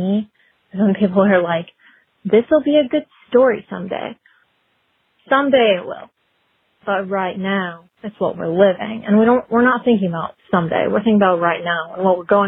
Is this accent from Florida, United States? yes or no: no; Senoia, Georgia, United States; I'm from Sonoya, Georgia